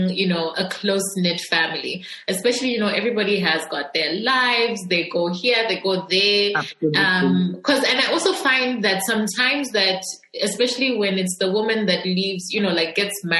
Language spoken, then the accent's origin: English; Ndola, Copperbelt Province, Zambia; I'm also from Ndola